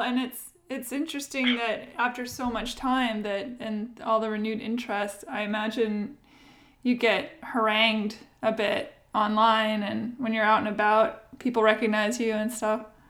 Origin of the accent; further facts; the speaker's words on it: Washington, United States; now in Nashville, United States; Yeah, I live in Nashville, but Washington State is where I grew up.